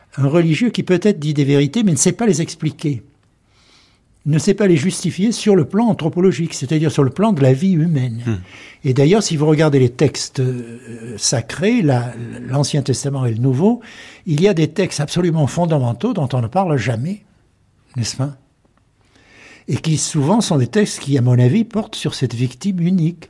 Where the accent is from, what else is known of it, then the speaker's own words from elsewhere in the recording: southern France, France; accent: French, somewhat southern; first language French; moved away as an adult; now in United States; j'ai un accent euh, français, peut-être même méridional un peu